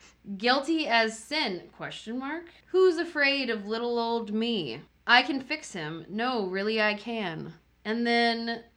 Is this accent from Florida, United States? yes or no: yes; Florida, United States; For those that don't know, I'm from Florida